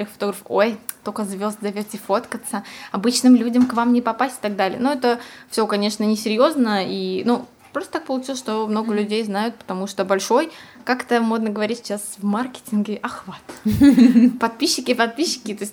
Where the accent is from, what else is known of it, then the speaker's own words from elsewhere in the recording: Tomsk, Tomsk Oblast, Russia; now in Moscow, Russia; Если честно, никогда и не думала, что я уеду из Томска.